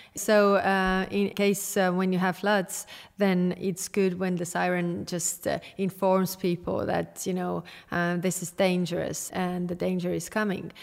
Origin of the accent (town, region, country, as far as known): Estonia